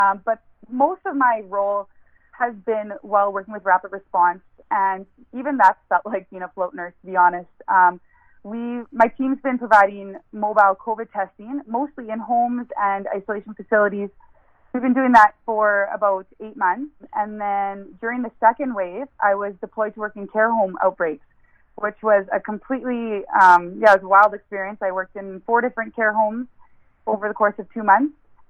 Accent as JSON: {"language": "English", "town": "Niverville", "region": "Manitoba", "country": "Canada", "tie": "born or raised there", "said": "I grew up in Niverville. My whole childhood was spent there. And southern Manitoba was my home."}